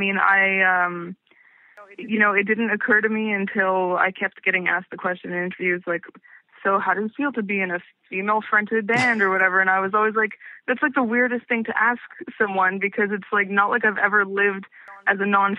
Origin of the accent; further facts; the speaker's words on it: Montreal, Quebec, Canada; Yeah, I was born in Montreal, and I've lived in Montreal my entire life, and totally lived in like one house until I moved into my apartment a few years ago.